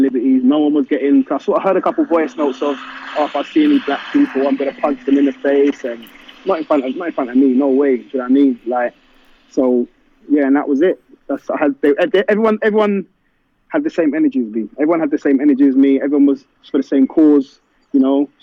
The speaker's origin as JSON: {"language": "English", "region": "London", "country": "United Kingdom", "tie": "born or raised there", "said": "I'm from London. I've been born and bred in London."}